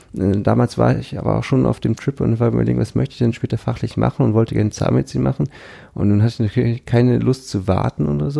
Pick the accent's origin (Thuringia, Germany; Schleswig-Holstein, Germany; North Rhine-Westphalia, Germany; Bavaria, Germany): Schleswig-Holstein, Germany; Pinneberg; also born or lived in Kiel; ich komme ja aus Pinneberg, also okay. bin ich geboren nördlich von Hamburg